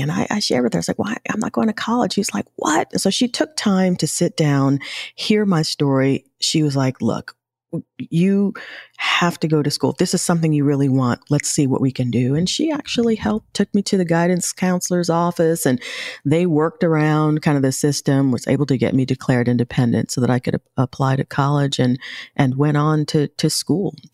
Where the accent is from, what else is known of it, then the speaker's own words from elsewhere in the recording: New York City, New York, United States; I grew up in New York